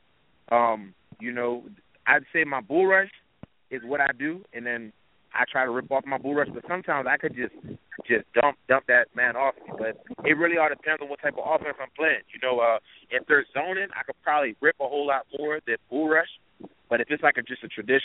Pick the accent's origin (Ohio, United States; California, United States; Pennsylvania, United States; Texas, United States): Pennsylvania, United States; Pittsburgh; moved away; originally I'm from the Pittsburgh area